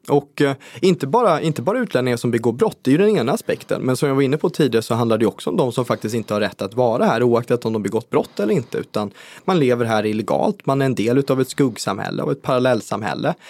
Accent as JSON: {"language": "Swedish", "town": "Skövde", "region": "Västra Götaland", "country": "Sweden", "tie": "born or raised there", "said": "i min hemkommun Skövde"}